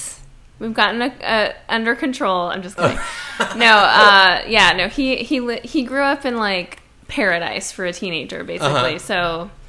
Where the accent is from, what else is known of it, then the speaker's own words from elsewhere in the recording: St. Louis, Missouri, United States; moved away; I grew up in St. Louis, Missouri.